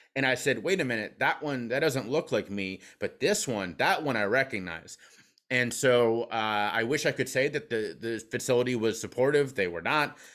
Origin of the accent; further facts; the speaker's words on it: Cincinnati, Ohio, United States; now in Pennsylvania, United States; I'm from Cincinnati, Ohio, where whiskey flows like water